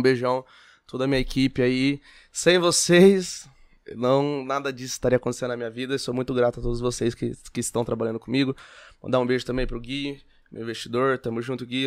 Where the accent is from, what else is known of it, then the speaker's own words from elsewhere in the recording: Olímpia, São Paulo, Brazil; now in São José do Rio Preto, Brazil; Nascido e criado em Olímpia. Vim para Rio Preto depois de é, com 17, 18 anos.